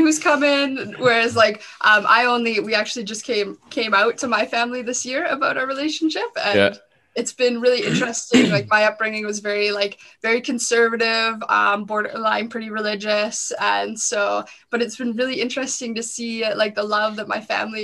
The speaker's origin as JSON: {"language": "English", "region": "Southern Alberta", "country": "Canada", "tie": "born or raised there", "said": "I grew up on a ranch in Southern Alberta"}